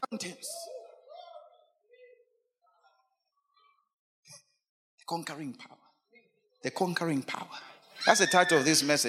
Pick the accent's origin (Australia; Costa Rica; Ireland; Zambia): Zambia; Lusaka, Lusaka Province; I come from Chibolia. I live in Chibolia, but Chibolia does not live in me.